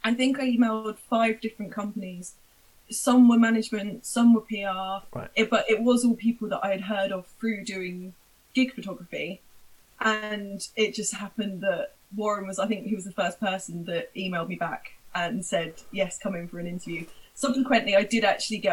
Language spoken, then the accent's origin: English; Portsmouth, South East England, United Kingdom; I'm from Portsmouth, I couldn't pop up to London all the time